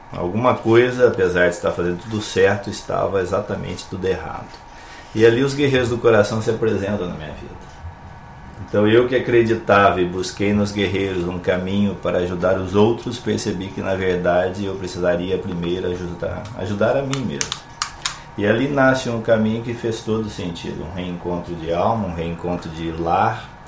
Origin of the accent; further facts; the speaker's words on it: São José do Rio Preto, São Paulo, Brazil; now in Santo Amaro da Imperatriz, Brazil; Eu venho do interior de São Paulo, São José do Rio Preto, de longa data atrás já estou nessa terra maravilhosa há bastante tempo, desde 1997